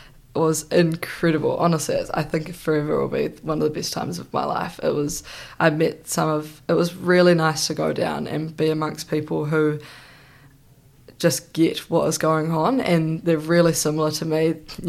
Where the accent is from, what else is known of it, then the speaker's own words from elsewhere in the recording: New Zealand; I felt incredibly connected to New Zealand.